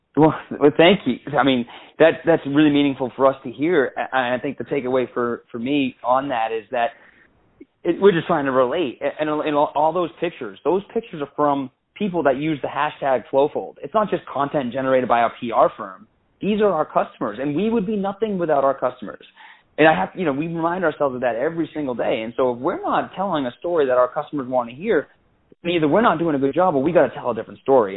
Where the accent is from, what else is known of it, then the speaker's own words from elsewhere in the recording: Maine, United States; we grew up in Maine